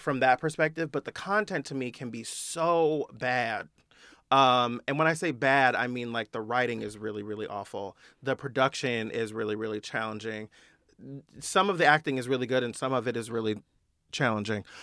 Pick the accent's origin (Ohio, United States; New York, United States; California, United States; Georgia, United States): California, United States; Bay Area; moved away as an adult; also born or lived in Atlanta; now in Los Angeles, United States; I'm from the Bay Area. I grew up there